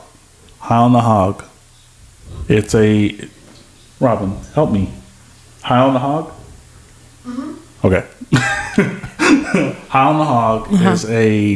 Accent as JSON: {"language": "English", "town": "Austin", "region": "Texas", "country": "United States", "said": "we're from Austin, Texas."}